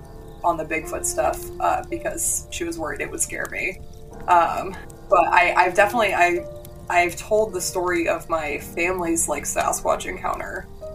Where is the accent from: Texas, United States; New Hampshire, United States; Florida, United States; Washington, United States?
New Hampshire, United States; I grew up in New Hampshire, like right in the heart of, you know, haunted, crazy old New England